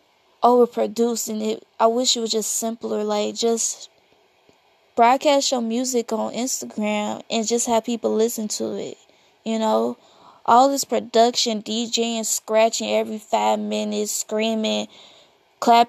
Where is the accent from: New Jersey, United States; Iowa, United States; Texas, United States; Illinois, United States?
Illinois, United States; Chicago; I'm from Chicago.